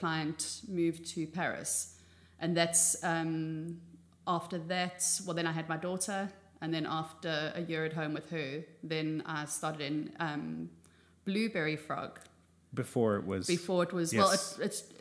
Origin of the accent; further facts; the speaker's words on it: South Africa; moved away as an adult; now in Amsterdam, Netherlands; I'm South African, born and raised, but a fake Dutch person, as I put it, because I've been in Amsterdam for over 20 years.